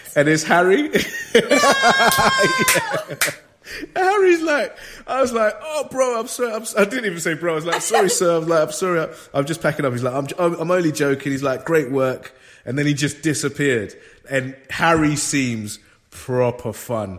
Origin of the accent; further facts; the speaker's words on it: London, United Kingdom; I grew up in London